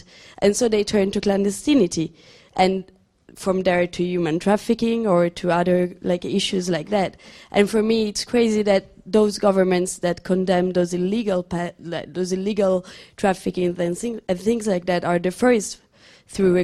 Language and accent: English; Italy; moved away; I'm from Italy